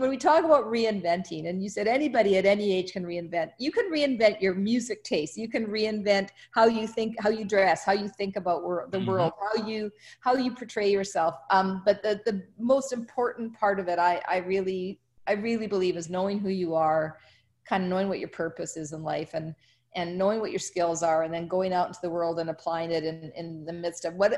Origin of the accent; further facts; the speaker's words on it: South Africa; moved away; I was born in South Africa, and I've been back to Africa many times